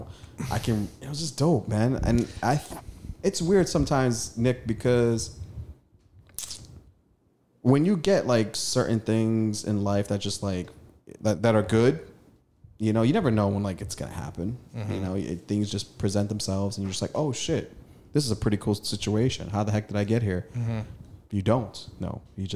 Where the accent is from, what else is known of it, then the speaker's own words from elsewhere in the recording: Eritrea; also born or lived in Sudan; I'm a African, East African. I was from Eritrea, Northeast Africa, just north of Ethiopia.